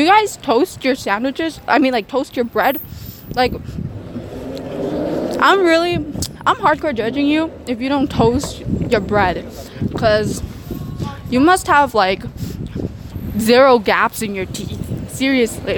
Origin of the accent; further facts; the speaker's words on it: Covina, California, United States; I'm from Covina